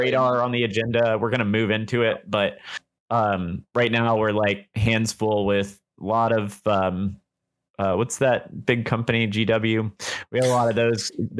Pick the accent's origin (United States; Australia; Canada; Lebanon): United States; Memphis, Tennessee; moved away; I'm actually from Memphis, Tennessee. So I'm a Southerner